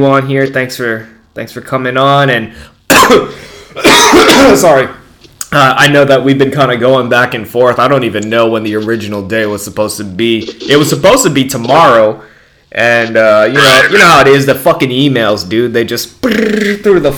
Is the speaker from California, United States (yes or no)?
yes; California, United States; I'm from California